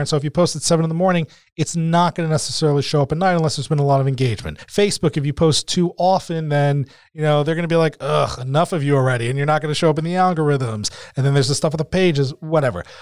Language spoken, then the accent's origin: English; New Jersey, United States; we're both from Jersey